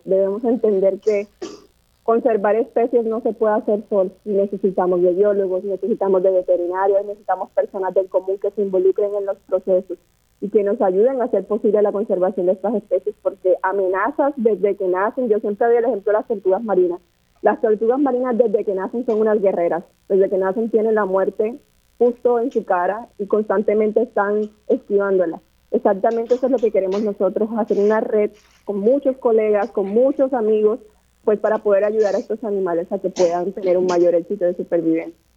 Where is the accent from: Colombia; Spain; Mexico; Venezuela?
Colombia; moved away as an adult; now in Puerto Rico; soy colombiana.